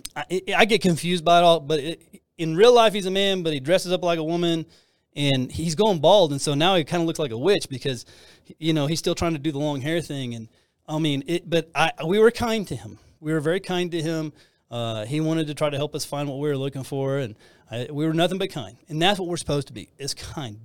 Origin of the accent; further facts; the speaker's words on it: Texas, United States; I'm from Texas